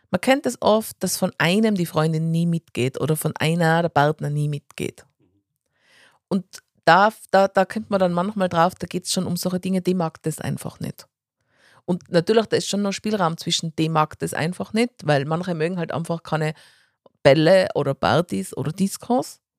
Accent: Tyrol, Austria; Aber ich glaube, also man ist jetzt als Tiroler, glaube ich, in Wien auch nicht immer ganz hundertprozentig beliebt.

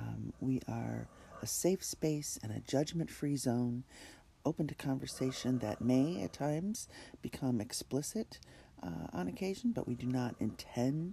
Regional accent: New York, United States; my home state of New York

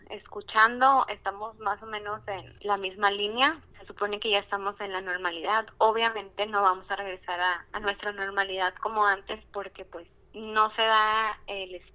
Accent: Culiacán, Sinaloa, Mexico; como dijo Ricardo, soy de Culiacán

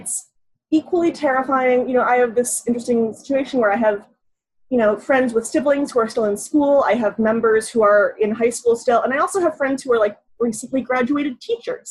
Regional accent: Hamilton, Ontario, Canada; I'm from Hamilton, Ontario, which is a really, really strong labor town

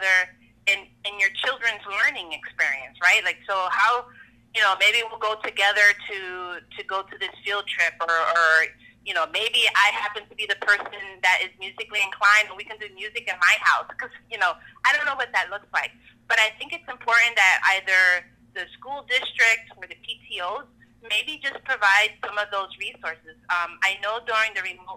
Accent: Newark, New Jersey, United States; as a kid growing up, I grew up in Newark. I'm from Newark originally.

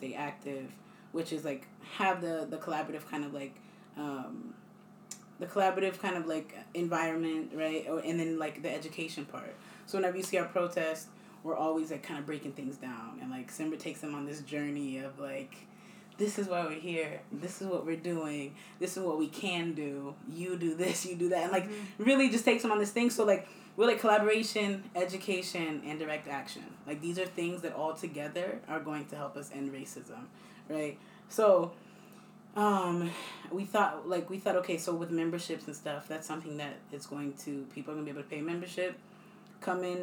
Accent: East Hampton, United States; I was born and raised in East Hampton

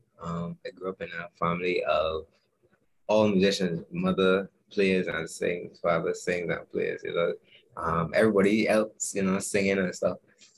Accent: Barbados; I'm a keyboardist from Barbados.

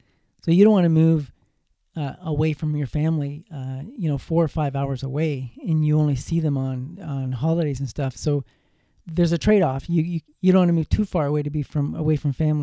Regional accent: Cobourg, Ontario, Canada; I'm from Cobourg, Ontario

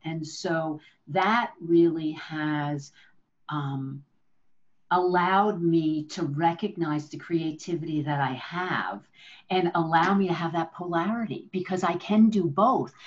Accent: New Jersey, United States; now in San Francisco, United States; I'm I'm originally from New Jersey

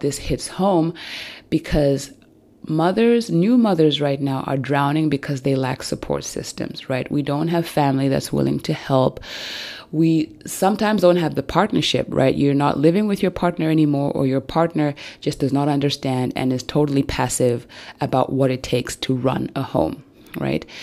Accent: Zambia; now in Germany; I come from Zambia, but I live in Germany, and I do not have my family and my extended family here with me

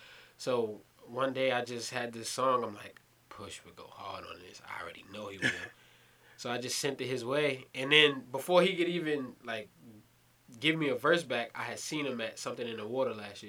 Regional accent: New York City, New York, United States; also born or lived in California; So, as you guys may know, I'm from Brooklyn, New York. So, that's kind of one of the more prominent boroughs in New York.

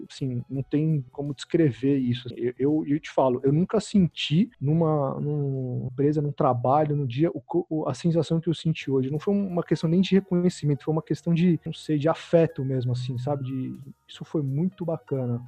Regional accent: São Paulo, Brazil; sou um cara aqui que está erradicado em São Paulo desde criança

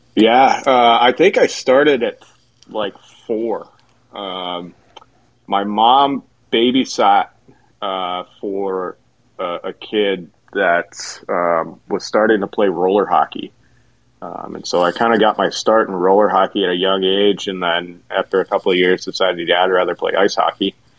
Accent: Jackson, Michigan, United States; moved away as an adult; also born or lived in Mount Pleasant, Michigan / Columbus, Ohio; born and raised in Jackson, Michigan

